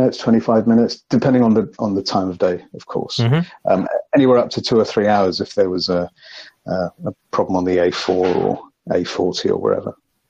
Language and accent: English; London, United Kingdom; I was born and raised in London, went to school, high school, college, all of that kind of stuff